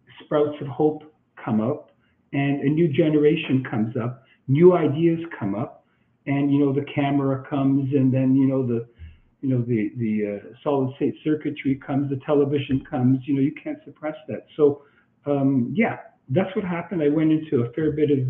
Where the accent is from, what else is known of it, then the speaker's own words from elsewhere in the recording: Canada; I'm Canadian.